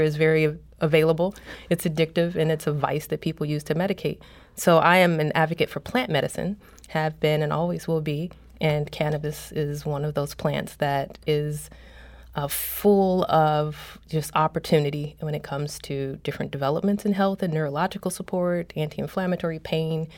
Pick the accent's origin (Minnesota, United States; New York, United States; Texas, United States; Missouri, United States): Missouri, United States; St. Louis; moved away as an adult; also born or lived in Toronto; I came to Saint Louis and I'm from Saint Louis. I came back to Saint Louis